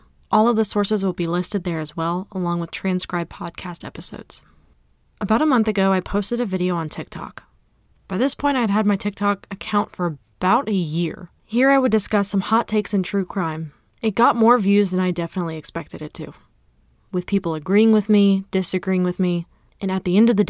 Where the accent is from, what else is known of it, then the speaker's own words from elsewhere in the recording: North Carolina, United States; With my home state being North Carolina